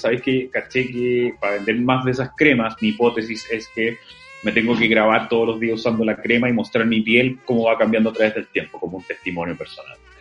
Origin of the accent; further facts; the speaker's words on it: Antofagasta, Chile; moved away; soy antofagastino